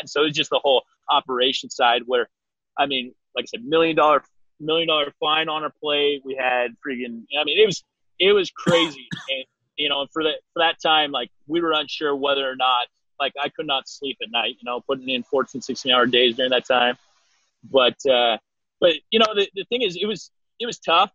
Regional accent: Eastern Washington, United States; in Washington State, where my my hometown area

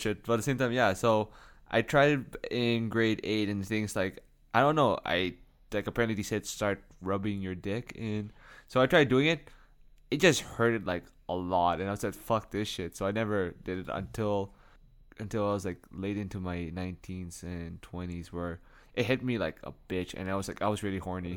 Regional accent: Canada; we're from Canada

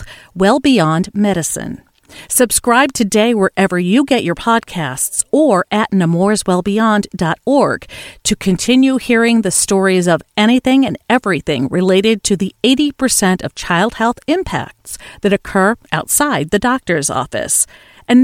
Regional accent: Connecticut, United States; the network based in my home state of Connecticut

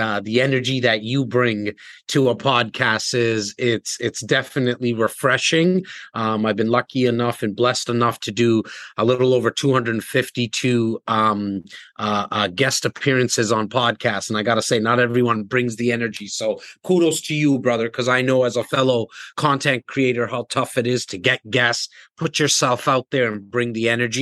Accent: Toronto, Ontario, Canada; I came from a rough place, the north part, the most northern part in Toronto, in an area called Rexdale

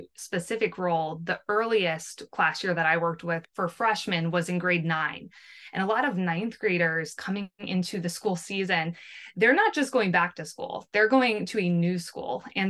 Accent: New Jersey, United States; I am from New Jersey

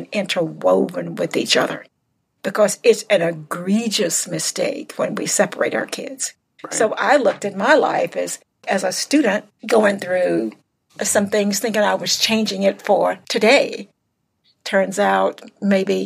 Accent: South Arkansas, United States; growing up in the South, in South Arkansas

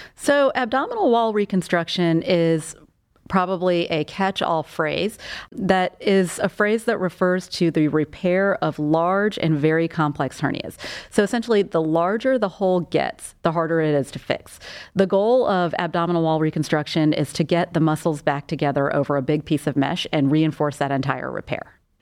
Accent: South Carolina, United States; moved away as an adult; also born or lived in Portland, Maine / Charlotte, North Carolina / Denver; now in Cleveland, United States; I'm originally from South Carolina, where I was born and raised. I grew up there.

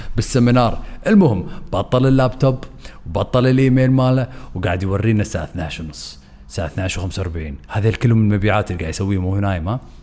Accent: Kuwait; عندنا بالكويت بالخليج

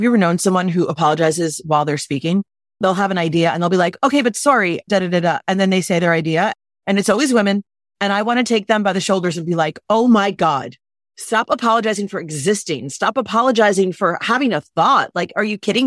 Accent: New York City, New York, United States; I'm from New York City. I'm direct

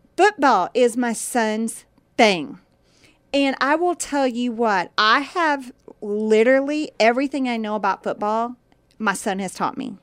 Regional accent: Indiana, United States; now in Texas, United States; I grew up in Indiana and basketball was a thing there

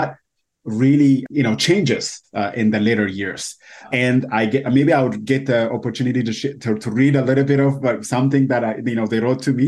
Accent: Ethiopia; English is a second language; moved away as an adult; now in United States; I moved from Ethiopia to the U.S. a little over 8 years ago

